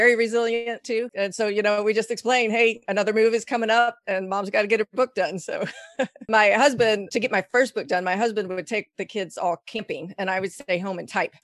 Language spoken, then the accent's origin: English; Texas, United States; moved away as an adult; we just moved back to Texas, which is my home state